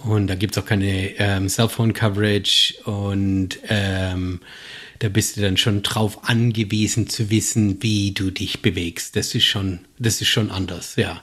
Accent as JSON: {"language": "German", "country": "Germany", "accent": "German", "moved": "yes", "lives_now": "United States", "said": "als Deutscher"}